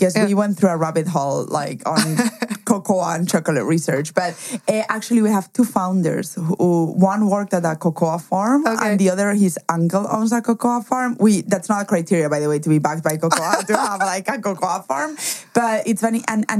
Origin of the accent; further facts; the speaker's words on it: Germany; English is a second language; also born or lived in Spain; Obviously, we said that I was from Spain, but also I cannot escape my accent and or my name. But what most people don't know is I was actually raised in Germany.